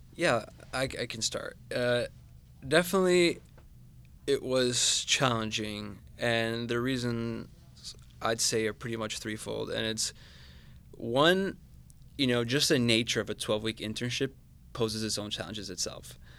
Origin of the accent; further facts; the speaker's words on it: Managua, Nicaragua; moved away as an adult; now in Atlanta, United States; I'm originally from Managua, Nicaragua, so the Bay Area is a tad different, uh, to, to my home country